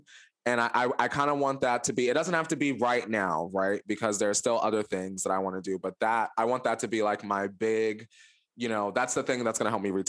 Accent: the Poconos, Pennsylvania, United States; And I grew up in the Poconos, right?

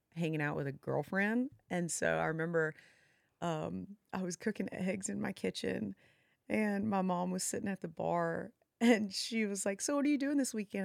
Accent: Alabama, United States; moved away as an adult; also born or lived in Huntington Beach, California; me growing up in the middle of nowhere, Alabama

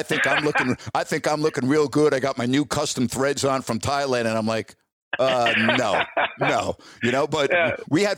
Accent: Illinois, United States; now in Sacramento, United States; I came from Illinois. I covered the Big Ten at Champaign. And when I came to Sacramento

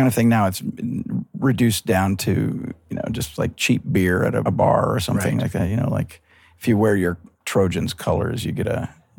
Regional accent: Montana, United States; also born or lived in Pasadena, California; from …, sound recording engineer, musician, born in Pasadena, California. I remember nothing about it. Grew up in Montana.

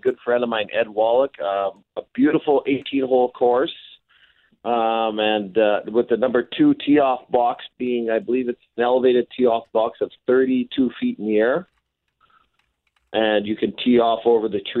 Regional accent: Narcisse, Manitoba, Canada; I was born and raised in Narcissus

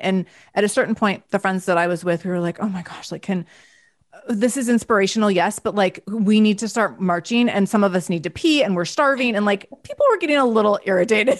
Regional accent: Seattle, Washington, United States; I'm from Seattle

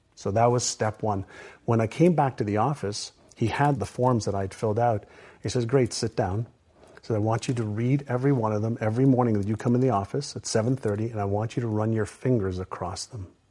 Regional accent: Montreal, Quebec, Canada; English is a second language; also born or lived in Israel; when I was five, I moved from Israel, where I was born, to Montreal

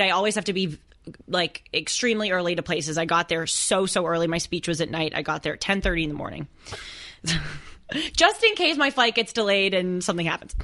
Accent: Los Angeles, California, United States; I'm from Los Angeles. Big city, impersonal.

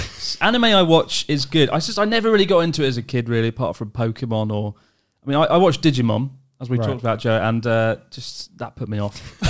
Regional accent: United Kingdom; moved away as an adult; now in Japan; But being British, if you look at a map of where Japan is, where the UK is, it's like, oh, we're not going there.

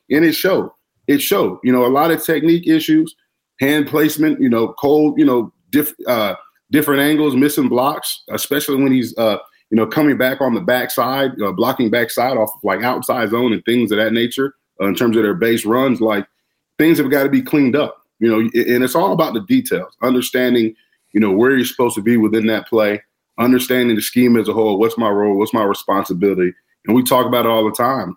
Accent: Florida, United States; now in Chicago, United States; I'm from Florida

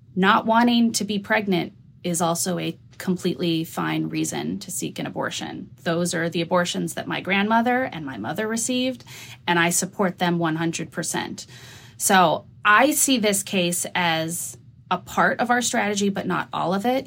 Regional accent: New Mexico, United States; I'm from New Mexico

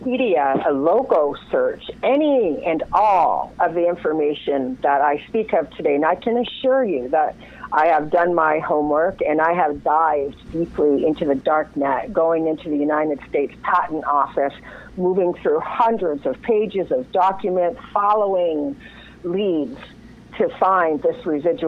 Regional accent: Windsor, Ontario, Canada; I was raised in Windsor, Ontario in Canada

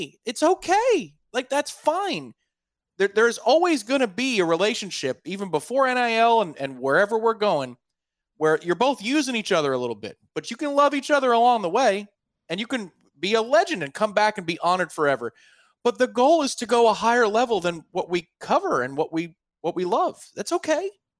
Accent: Tampa, Florida, United States; I grew up in Tampa

